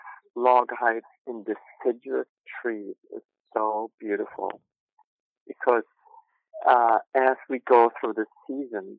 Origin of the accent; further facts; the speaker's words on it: Germany; moved away; I grew up in Germany